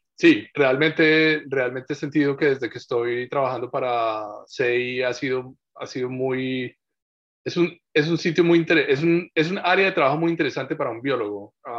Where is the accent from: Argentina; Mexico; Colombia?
Colombia; moved away as an adult; now in Takoma Park, United States; yo nací en Colombia.